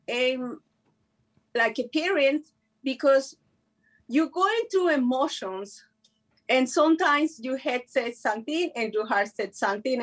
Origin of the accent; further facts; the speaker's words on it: Mexico; first language Spanish; English is a second language; moved away; I learned English in the street. I never went to school, so I hope so you guys understand my English. I'm from Mexico